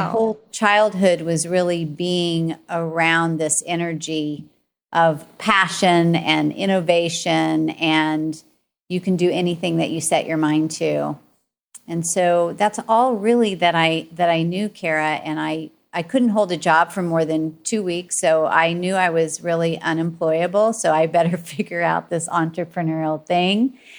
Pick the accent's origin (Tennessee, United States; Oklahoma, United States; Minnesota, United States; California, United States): Oklahoma, United States; Tulsa; I grew up in Tulsa, Oklahoma, saying y'all to everybody.